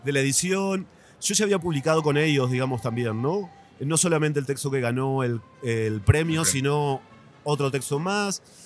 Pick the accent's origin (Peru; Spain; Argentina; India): Argentina; Paraná, Entre Ríos; moved away as an adult; also born or lived in Rosario, Argentina / Asunción, Paraguay; now in Mexico City, Mexico; yo soy de Paraná también, de, del litoral, de la capital de Entre Ríos.